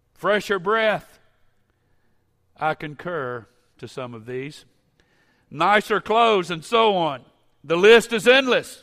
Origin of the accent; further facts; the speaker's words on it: Baton Rouge, Louisiana, United States; I grew up in the First Pentecostal Church of Baton Rouge